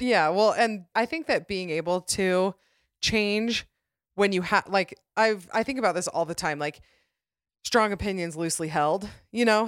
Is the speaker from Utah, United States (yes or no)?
yes; Utah, United States; my home state of Utah